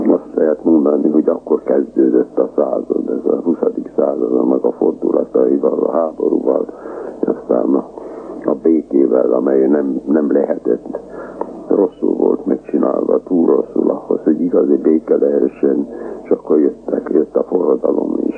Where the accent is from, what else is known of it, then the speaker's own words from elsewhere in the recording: Transdanubia, Hungary; accent: Transdanubian; first language Hungarian; Magyar vagyok, mert Magyarország a szülőföldem, és mert az anyanyelvem, de legalábbis az apanyelvem és iskolai nyelvem a magyar.